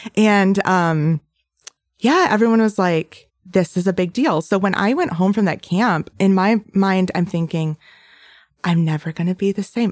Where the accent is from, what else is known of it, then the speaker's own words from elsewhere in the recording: Bay City, Michigan, United States; also born or lived in Metro Detroit; I grew up in Bay City, and I'm the oldest of three.